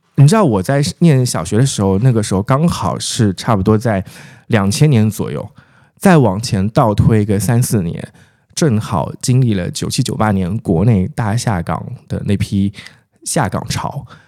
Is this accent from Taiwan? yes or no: no; Jiangshan, Zhejiang, China; moved away; also born or lived in Shanghai; 我的老家，浙江衢州省江山市